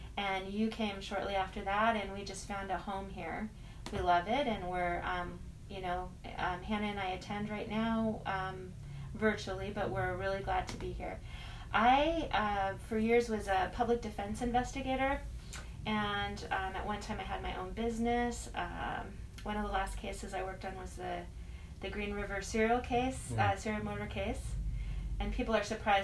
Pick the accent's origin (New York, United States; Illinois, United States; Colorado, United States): Colorado, United States; moved away as an adult; now in Seattle, United States; I was born and raised in Colorado, came out to Seattle right after undergraduate school